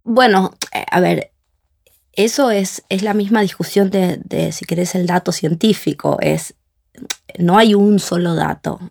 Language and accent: Spanish; Argentina; nosotros como argentinos